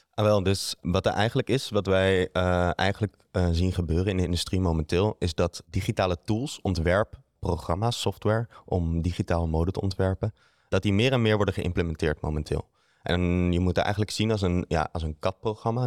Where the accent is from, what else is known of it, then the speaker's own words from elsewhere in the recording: Netherlands; moved away as an adult; also born or lived in Amsterdam, Netherlands; now in Antwerp, Belgium; Ik ben oorspronkelijk van Nederland